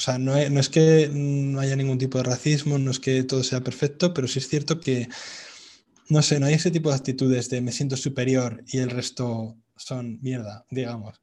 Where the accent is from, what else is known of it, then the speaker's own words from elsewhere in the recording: Madrid, Community of Madrid, Spain; moved away as an adult; also born or lived in England; now in Vietnam; en Madrid, de donde yo soy